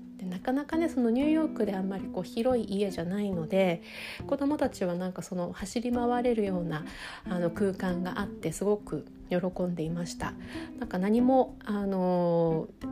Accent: Sapporo, Hokkaido, Japan; now in United States; 私北海道出身でよくそれこそゴールデンウィークの時期に私は札幌に住んでたんですけれど

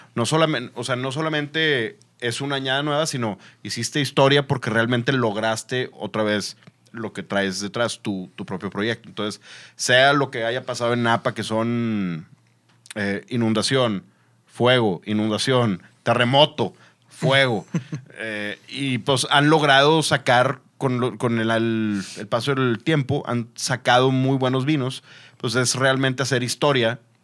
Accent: Monterrey, Nuevo León, Mexico; soy regio

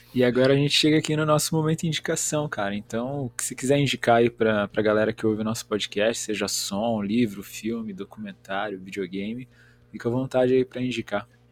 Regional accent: Biritiba Mirim, São Paulo, Brazil; eu sou de São Paulo, uma cidade chamada Biritiba Mirim

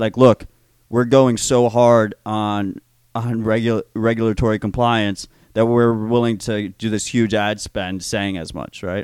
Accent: United States; as an American

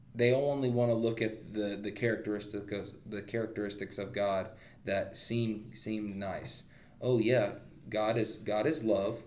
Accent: United States; We are Americans

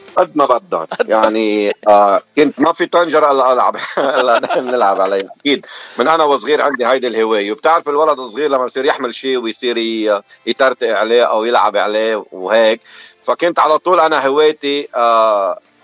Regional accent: Ain el-Tineh, Beqaa, Lebanon; now in Dearborn, United States; انا من لبنان من ضيعه حلوه كثير من البقاع الغربي من بلد اسمها عين التيني

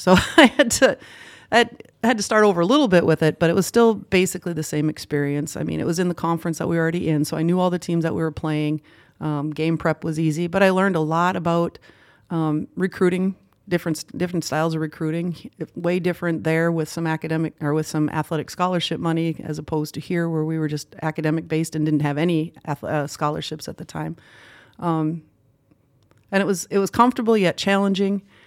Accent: Villard, Minnesota, United States; I grew up in a small town called Villard, Minnesota. Um, actually not in town, on a dairy farm

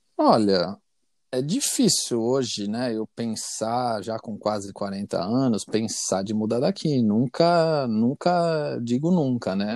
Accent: Brazil; moved away; eu sou brasileiro

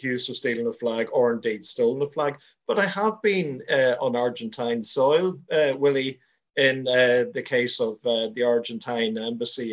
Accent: Monaghan, Ulster, Ireland; I'm from Monaghan on the southern side.

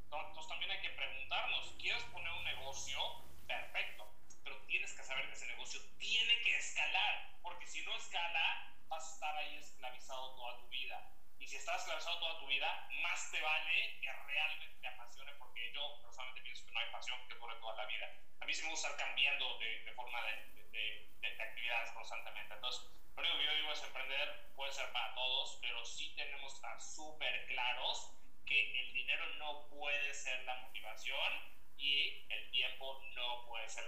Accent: Mexico City, Mexico; Yo nací originalmente en la Ciudad de México

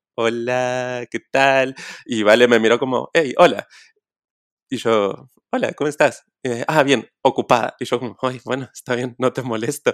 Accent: Neuquén, Argentina; estoy viviendo en Neuquén, Argentina, mi ciudad natal

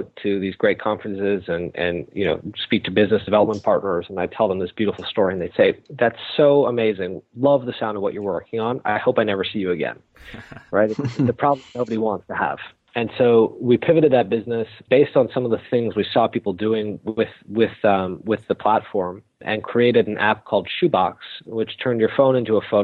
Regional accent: Toronto, Ontario, Canada; also born or lived in California; I'm from Toronto, grew up here

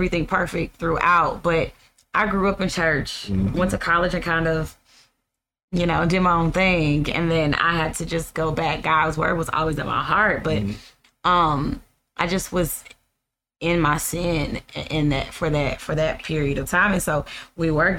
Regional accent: Kansas City, Missouri, United States; I'm from Kansas City

